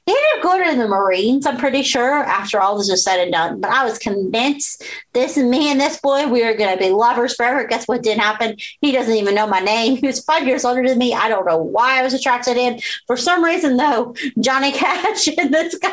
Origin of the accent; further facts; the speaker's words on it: Southwest Virginia, United States; I grew up in Southwest Virginia